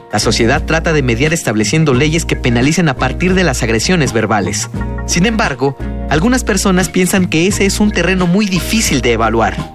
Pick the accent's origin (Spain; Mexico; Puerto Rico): Mexico; Colima; now in Cusco, Peru; tengo 21 años de edad y soy de Colima, México. Y actualmente me encuentro estudiando un semestre en la Universidad Andina del Cusco, en Perú.